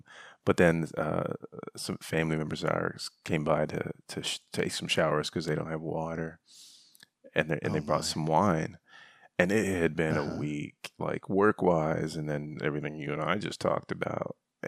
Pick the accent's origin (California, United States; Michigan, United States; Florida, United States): Michigan, United States; Growing up in Northern Michigan, we had the crawl space.